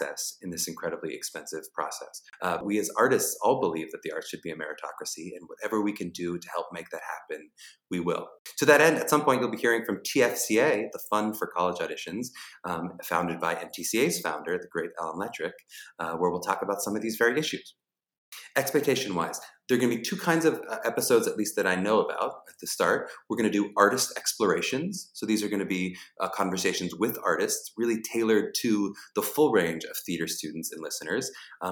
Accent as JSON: {"language": "English", "town": "Pittsburgh", "region": "Pennsylvania", "country": "United States", "said": "I'm from Pittsburgh, Pennsylvania."}